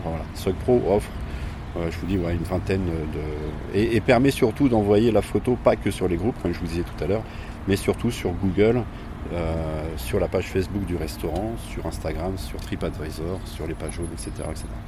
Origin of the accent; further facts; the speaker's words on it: Poitiers, Nouvelle-Aquitaine, France; on est de Poitiers